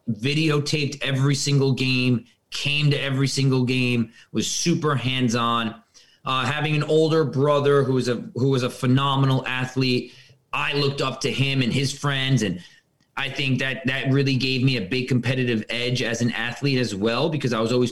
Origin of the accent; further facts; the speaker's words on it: Westchester, New York, United States; I was born and raised in Westchester, New York.